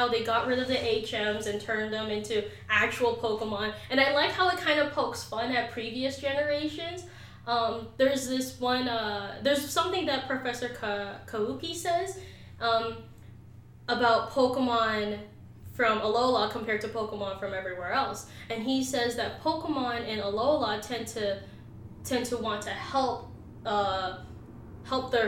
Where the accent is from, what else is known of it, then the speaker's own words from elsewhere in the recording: Philippines; as a Filipino and as an Islander